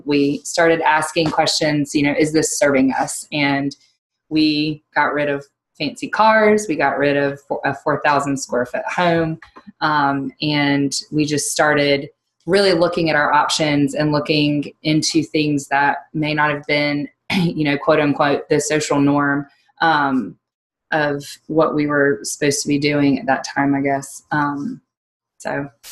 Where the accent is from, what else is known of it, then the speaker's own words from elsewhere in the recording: North Carolina, United States; now in Virginia, United States; we're originally from North Carolina. We love Virginia, um, love living in the mountains